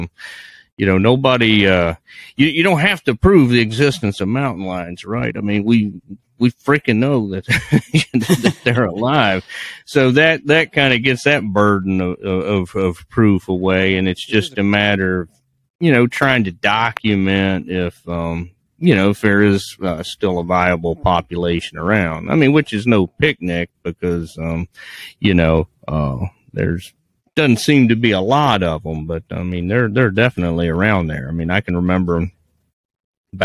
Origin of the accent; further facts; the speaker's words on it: Virginia, United States; my home state down in Virginia